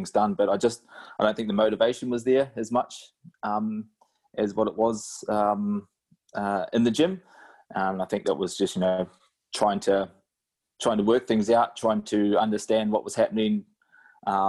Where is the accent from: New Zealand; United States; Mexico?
New Zealand; now in Australia; back home in NZ